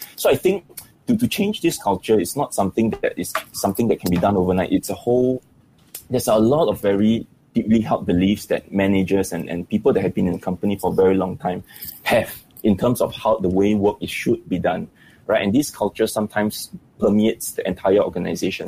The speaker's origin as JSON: {"language": "English", "country": "Singapore", "said": "I think Singaporeans generally we are we are we are very stressed out"}